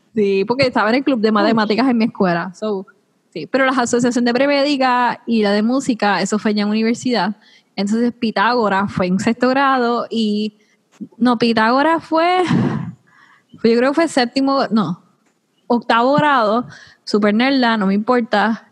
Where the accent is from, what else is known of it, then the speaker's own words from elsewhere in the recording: Puerto Rico; yo soy la primera puertorriqueña